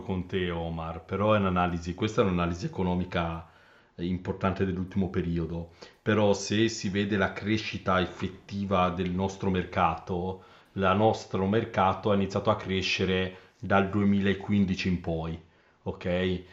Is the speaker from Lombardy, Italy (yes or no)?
no; Carrara, Tuscany, Italy; Io sono di Carrara